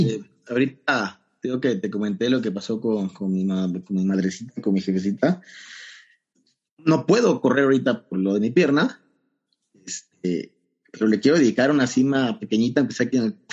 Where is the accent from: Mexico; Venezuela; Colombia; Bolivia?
Mexico; Banderilla, Veracruz; esos 70 kilómetros saliendo desde mi pueblo, desde Banderilla, okay. juntito a Jalapa, y llegando igual acá.